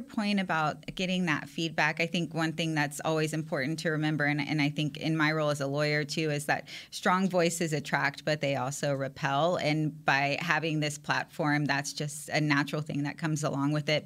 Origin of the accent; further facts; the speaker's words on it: San Antonio, Texas, United States; I'm from San Antonio, Texas, which is huge Cowboys country